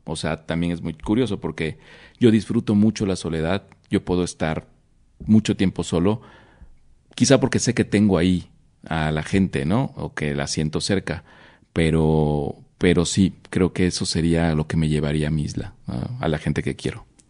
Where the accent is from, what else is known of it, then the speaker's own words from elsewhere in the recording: Oaxaca, Mexico; como buen oaxaqueño